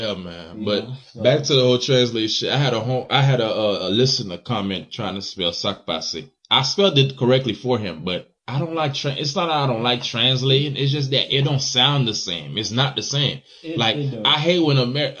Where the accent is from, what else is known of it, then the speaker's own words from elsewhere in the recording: Haiti; moved away; when I was in Haiti